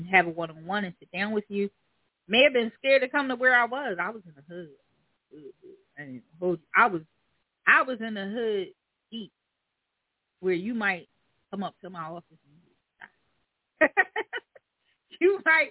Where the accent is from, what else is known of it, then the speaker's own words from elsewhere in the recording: Philadelphia, Pennsylvania, United States; I'm from the hood. I'm from North Philly.